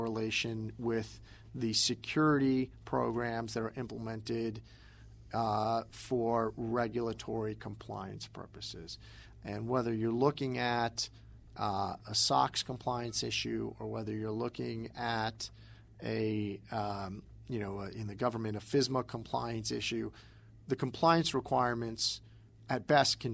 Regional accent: East Coast, United States; I'm from the East Coast

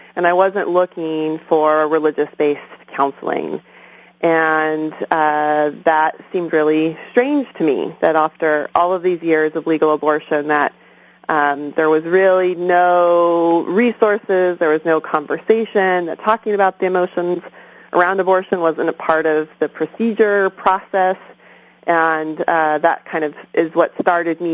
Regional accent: San Clemente, California, United States; moved away as an adult; also born or lived in Berkeley; now in Oakland, United States; I'm originally from Orange County. I grew up in San Clemente

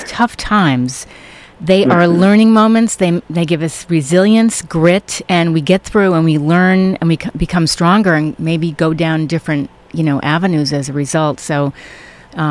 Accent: New York, United States; I grew up in New York, and I mean, New York to me is my home

